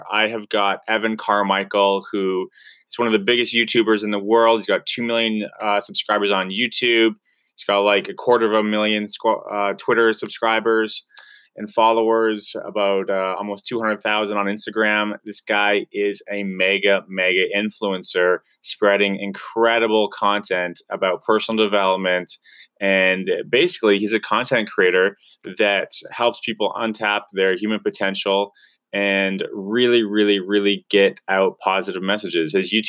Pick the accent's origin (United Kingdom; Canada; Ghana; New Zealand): Canada; We're both from Canada.